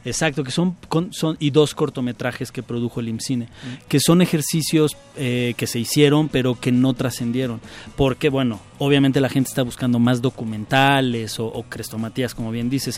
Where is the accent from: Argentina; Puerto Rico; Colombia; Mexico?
Mexico